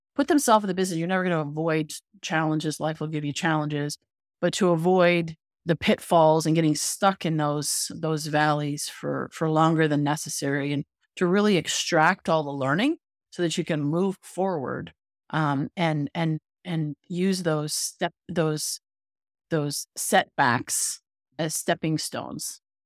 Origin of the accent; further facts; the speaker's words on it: Canada; moved away; I'm originally from Canada, so I was in Canada.